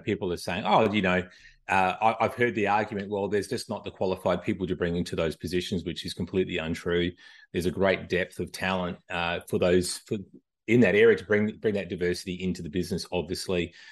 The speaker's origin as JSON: {"language": "English", "country": "Australia", "moved": "as an adult", "lives_now": "United States", "said": "I'm originally from Australia, uh, moved to the U S, uh, back in two thousand. Uh, I don't think I'm losing this accent anytime soon"}